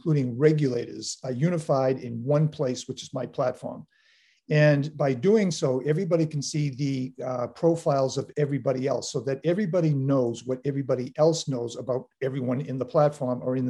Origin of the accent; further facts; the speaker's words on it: Boston, Massachusetts, United States; now in Weymouth, United States; I grew up in South Boston